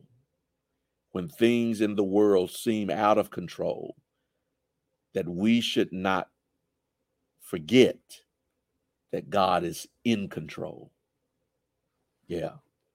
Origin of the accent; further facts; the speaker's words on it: Jackson, Mississippi, United States; We used to live in Georgetown, right across the street from Lanier High School